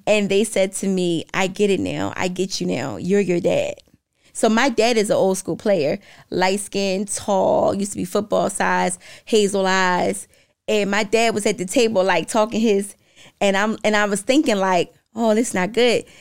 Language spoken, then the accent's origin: English; Philadelphia, Pennsylvania, United States; now in Florida, United States; I'm from Philly.